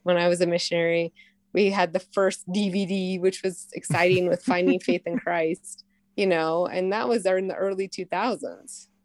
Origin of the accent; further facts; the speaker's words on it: Utah, United States; I'm from Utah